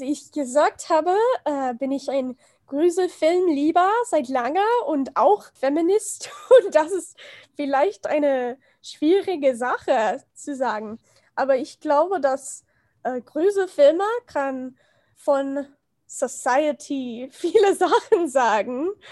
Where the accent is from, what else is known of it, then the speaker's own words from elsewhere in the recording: United States; German is a second language; ich komme aus den USA